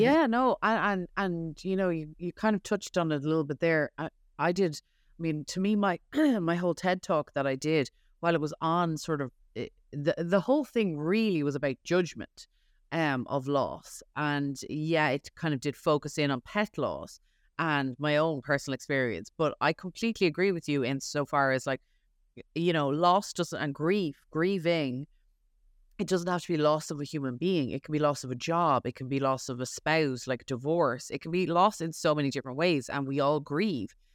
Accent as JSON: {"language": "English", "country": "Ireland", "tie": "born or raised there", "moved": "yes", "lives_now": "New York, United States", "said": "I was raised Catholic in Ireland."}